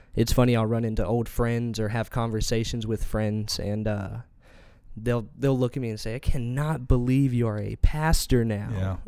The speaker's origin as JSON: {"language": "English", "town": "Elizabeth City", "region": "North Carolina", "country": "United States", "tie": "born or raised there", "also_born_or_lived": "Colorado Springs, Colorado", "said": "we moved here when I turned seven years old. He actually landed a job at the Daily Advance as their editor."}